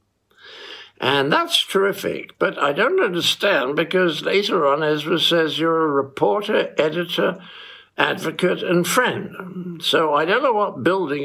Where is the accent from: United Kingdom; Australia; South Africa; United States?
United Kingdom; England